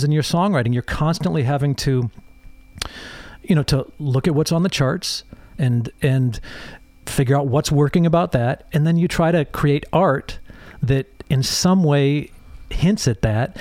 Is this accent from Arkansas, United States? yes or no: no; Holland, Michigan, United States; also born or lived in England; I grew up in a little town called Holland, Michigan.